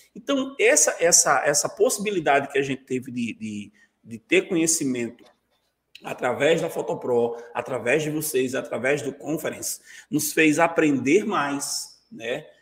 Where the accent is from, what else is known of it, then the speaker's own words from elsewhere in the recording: Vitória de Santo Antão, Pernambuco, Brazil; moved away as an adult; also born or lived in Salgueiro / Serra Talhada; now in João Pessoa, Brazil; Quando eu voltei para Vitória, eu voltei como professor daquela escola